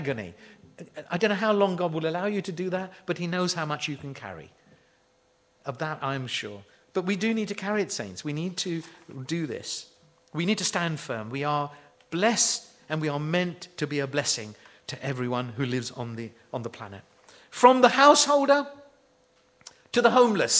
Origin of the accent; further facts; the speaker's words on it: United Kingdom; we're frightfully British